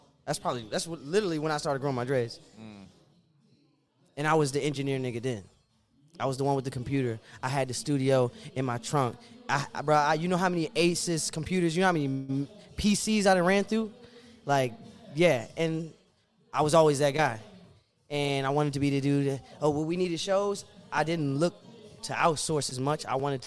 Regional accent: Fairfax, Virginia, United States; also born or lived in Woodbridge / Fredericksburg / Stafford / Burke; Well, bro, I'm from Fairfax. Because that's where I live, like, long enough to actually make friends and shit.

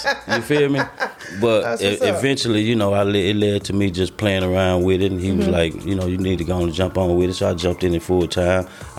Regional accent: Dallas, Texas, United States; I'm from Dallas.

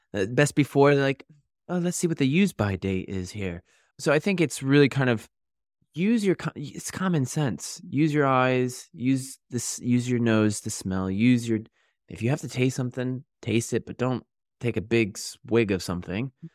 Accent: Connecticut, United States; moved away as an adult; also born or lived in New York; now in United Kingdom; I'm from Connecticut

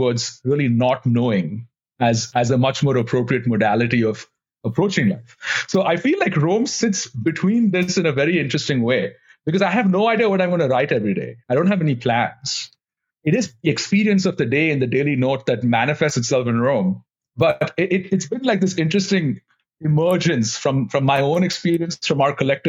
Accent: India; moved away as an adult; now in United States; I grew up in India

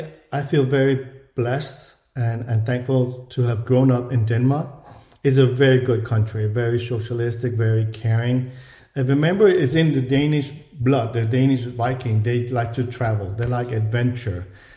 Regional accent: Ho Chi Minh City, Vietnam; born there; I was born in Saigon, which is Ho Chi Minh City, so everybody knew of the U.S. and wanted to go.

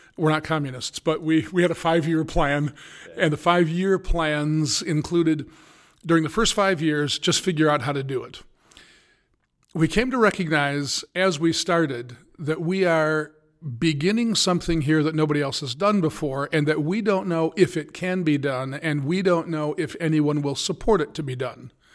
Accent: United States; also born or lived in Indiana; I'm an American

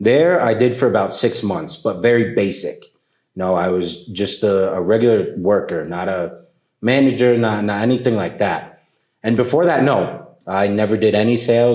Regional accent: New York City, New York, United States; moved away as an adult; now in Colombia; they brought me up to New York City. I grew up in New York City

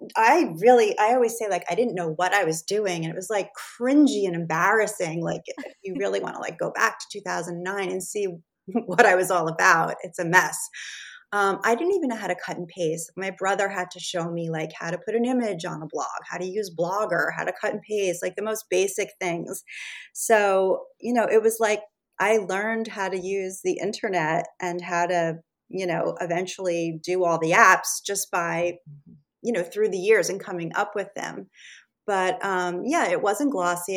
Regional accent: Rockland County, New York, United States; I grew up pretty much in this area on the other side of the Hudson River in Rockland County. So I've always sort of been in the tri state New York area my entire life.

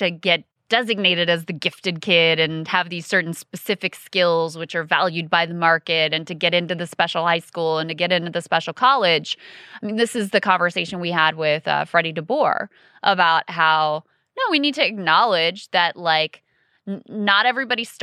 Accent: King George County, Virginia, United States; growing up in King George County, where my kids also go to public schools

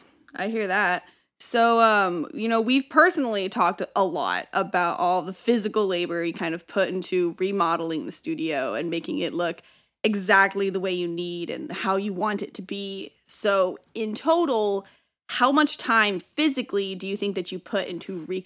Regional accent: Walnut Creek, California, United States; I was born in Walnut Creek.

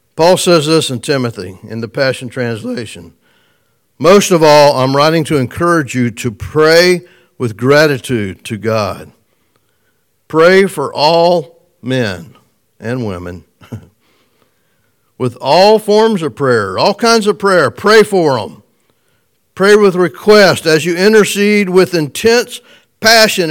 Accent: United States; I was born in America

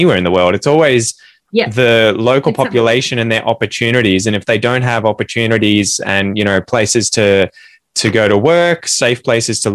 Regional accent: Australia; accent: Aussie; I'm Australian

